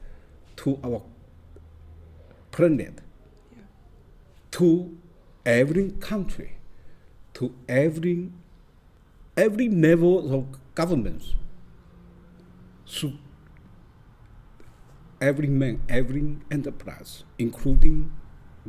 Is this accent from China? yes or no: yes; Fuzhou, Fujian, China; now in New York, United States; I'm born in China, in Fuzhou City, Fujian Province